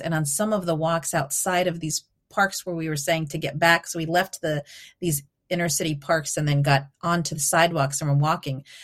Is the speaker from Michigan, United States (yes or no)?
no; Albuquerque, New Mexico, United States; moved away as an adult; also born or lived in Eugene, Oregon; I grew up in Albuquerque, New Mexico